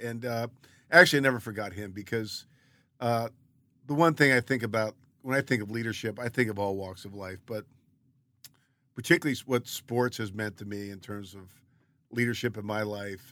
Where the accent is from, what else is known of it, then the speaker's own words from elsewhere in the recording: Baltimore, Maryland, United States; moved away as an adult; also born or lived in Philadelphia / Los Angeles; I grew up in Baltimore, lived in Philadelphia for eight years